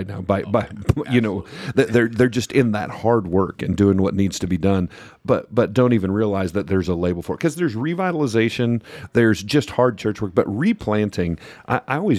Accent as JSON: {"language": "English", "region": "Kansas", "country": "United States", "said": "I'm from Kansas"}